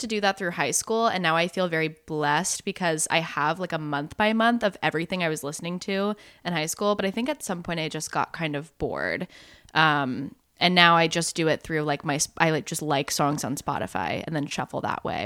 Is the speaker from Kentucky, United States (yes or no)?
no; North Carolina, United States; my home state of North Carolina